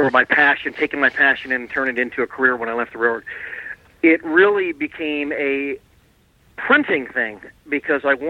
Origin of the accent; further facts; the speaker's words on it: Garrett Park, Maryland, United States; We grew up near the Baltimore and Ohio main line in near Garrett Park, Maryland